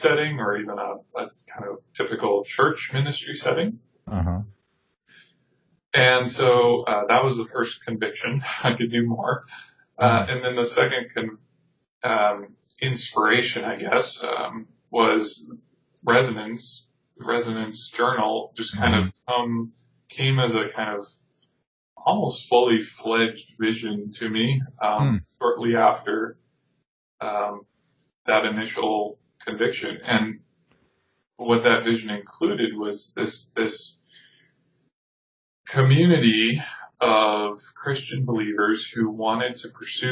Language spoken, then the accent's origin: English; Tucson, Arizona, United States; coming back to my hometown. But when I came back, just a long series of events unfolded, and I ended up working with a ministry in Tucson